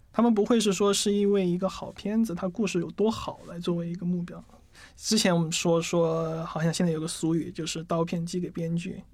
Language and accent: Chinese; Chongqing, China; 我就重庆人嘛